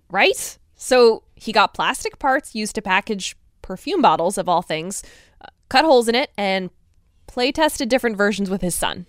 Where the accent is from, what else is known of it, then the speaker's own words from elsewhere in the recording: Connecticut, United States; my home state of Connecticut